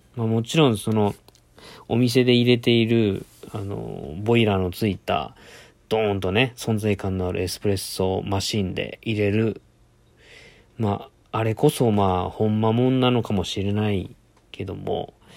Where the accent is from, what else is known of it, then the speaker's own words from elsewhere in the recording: Itoshima, Fukuoka, Japan; 僕の地元は、あの、福岡県の糸島市ってところなんですけど